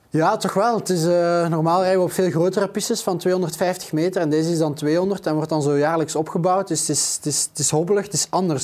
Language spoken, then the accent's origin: Dutch; Flanders, Belgium; als zelf Vlaming